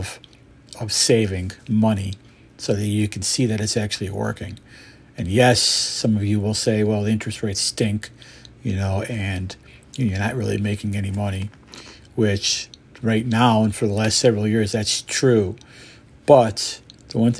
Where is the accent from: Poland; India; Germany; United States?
United States; Syracuse, New York; also born or lived in Montreal, Canada; I was born in Montreal, Canada, lived there for 6 or 7 years behind coming to America with my mother and father and my sister. Basically, was living in Syracuse, New York. And went to high school here and middle school